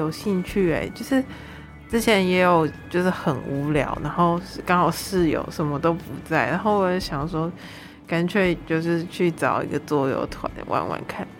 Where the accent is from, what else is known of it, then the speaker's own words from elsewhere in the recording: Taiwan; 就比如说我台湾人可能就是也会只是从什么可能周遭同学或者是社团什么的。